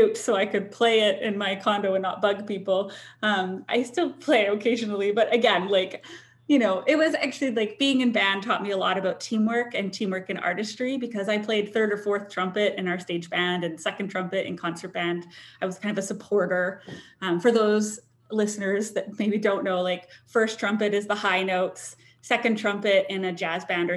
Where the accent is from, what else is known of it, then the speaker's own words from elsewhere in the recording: White Rock, British Columbia, Canada; I grew up in White Rock, so just south of Vancouver.